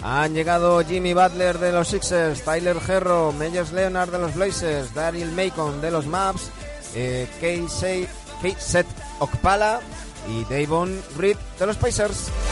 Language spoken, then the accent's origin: Spanish; Galicia, Spain; soy gallego